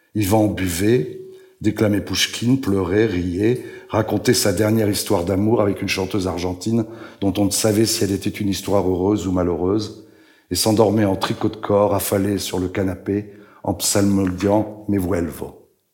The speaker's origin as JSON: {"language": "French", "country": "France", "also_born_or_lived": "Israel / Switzerland / Italy", "accent": "French", "moved": "yes", "said": "J'ai gardé mon accent français quand je parle l'hébreu."}